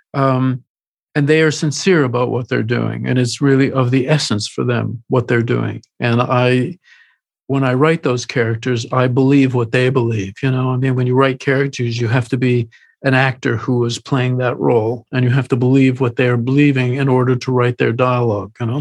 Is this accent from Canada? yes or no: yes; Canada; as a Canadian who had made films successfully